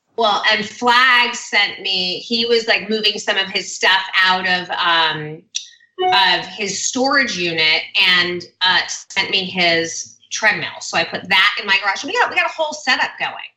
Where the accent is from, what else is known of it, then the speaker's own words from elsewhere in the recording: Hidden Hills, California, United States; born and raised in LA. Um, I grew up in Hidden Hills, like the Calabasas area